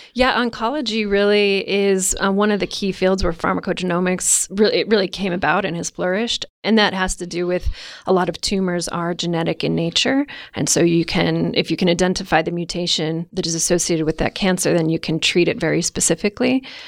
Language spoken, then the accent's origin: English; Missoula, Montana, United States; moved away as an adult; also born or lived in Indiana; I grew up in Missoula, up the Rattlesnake, and, um, you know, as a typical eighteen-year-old, couldn't wait to leave.